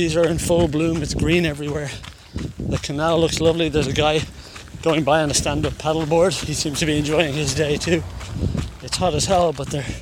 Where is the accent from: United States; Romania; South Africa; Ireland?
Ireland; Now I'm Irish. We say hi to everybody, we're wave, we're very social, publicly friendly